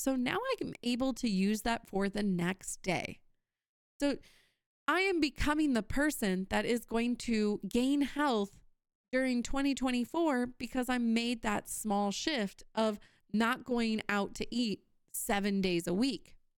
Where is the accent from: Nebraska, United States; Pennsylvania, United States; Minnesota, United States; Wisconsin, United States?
Wisconsin, United States; I'm from Wisconsin